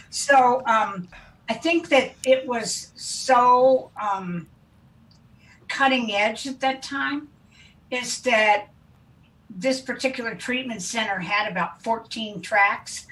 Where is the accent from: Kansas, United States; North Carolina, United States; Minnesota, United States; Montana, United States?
Kansas, United States; moved away as an adult; also born or lived in Wichita, Kansas / Marin County, California; I was raised in Kansas to an oil family, and um, I loved my upbringing